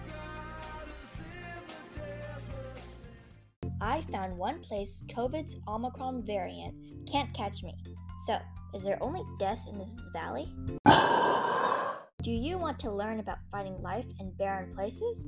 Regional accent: Connecticut, United States; my home state of Connecticut

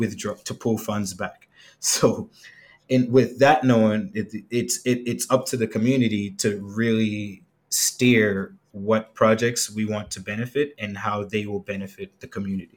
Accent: United States; now in Jamaica; I grew up in the States

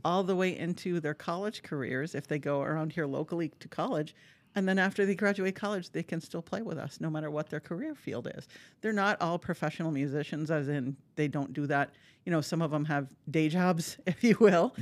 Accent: Marquette, Michigan, United States; moved away as an adult; now in Appleton, United States; I'm from Marquette, Michigan, so you can't get much mm. farther north without swimming to Canada

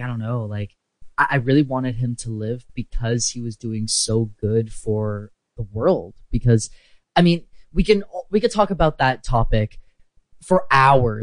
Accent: Canada; I'm also Canadian

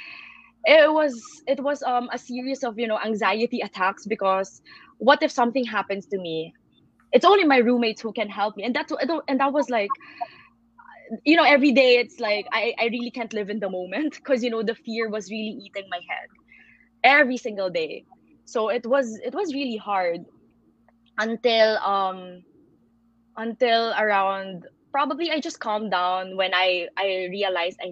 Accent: Philippines; me being a Filipino

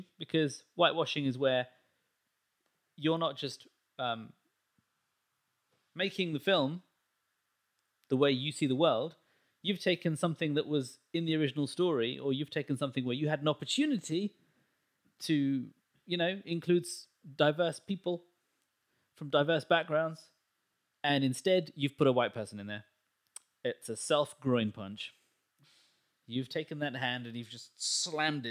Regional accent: India; I'm Indian

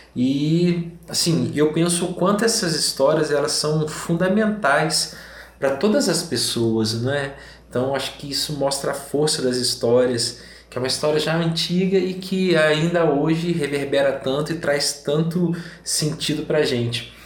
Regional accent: Cabo Frio, Rio de Janeiro, Brazil; moved away as an adult; also born or lived in Piquete, São Paulo; now in Minas Gerais, Brazil; eu sou um paulista, mas filho de mineiro e criado no interior do Rio de Janeiro e que depois de 35 anos voltou para Minas Gerais.

